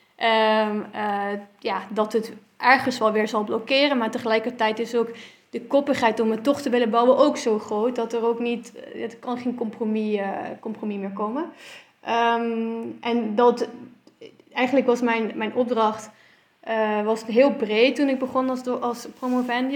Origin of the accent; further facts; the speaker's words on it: Netherlands; also born or lived in Belgium; ik kwam daar als Nederlander